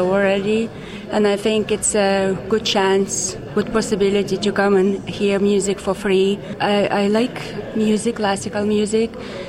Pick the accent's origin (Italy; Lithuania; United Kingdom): Lithuania; now in Ireland; I'm originally from Lithuania, and I come here practically every Sunday for more than a year already